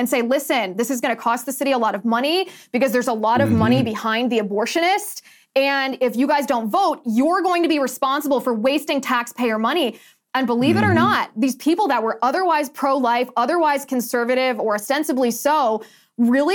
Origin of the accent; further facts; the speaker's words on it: Ohio, United States; moved away; I served in government in my hometown in Ohio.